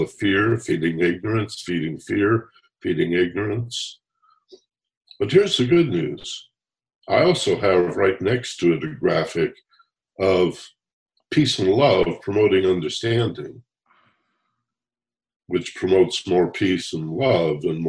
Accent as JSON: {"language": "English", "region": "Michigan", "country": "United States", "tie": "born or raised there", "said": "I grew up in Michigan"}